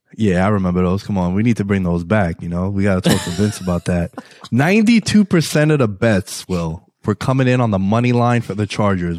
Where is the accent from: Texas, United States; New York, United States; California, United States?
New York, United States; I'm from New York